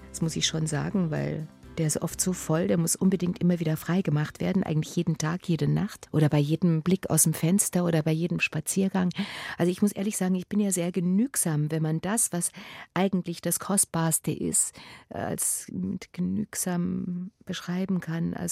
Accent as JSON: {"language": "German", "town": "Munich", "region": "Bavaria", "country": "Germany", "said": "Also ich als Münchner Mädchen, ja, ich werde doch wohl mit Stöckelschuhen auf dem Kopfsteinpflaster rumlaufen können."}